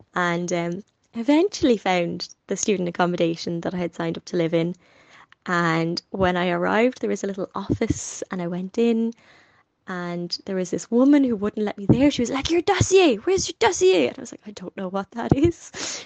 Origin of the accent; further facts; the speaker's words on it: Dublin, Leinster, Ireland; I've always been a little bit in my own bubble with my family in my particular suburb of North Dublin